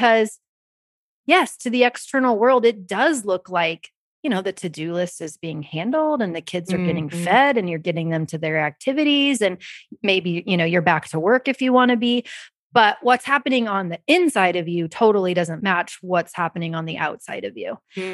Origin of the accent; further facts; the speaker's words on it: Kansas, United States; I'm from Kansas